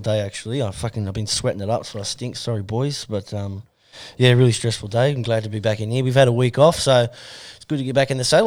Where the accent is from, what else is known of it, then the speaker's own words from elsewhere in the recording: Sydney, New South Wales, Australia; now in Newcastle, Australia; … and I, we're, we're from West of Sydney originally.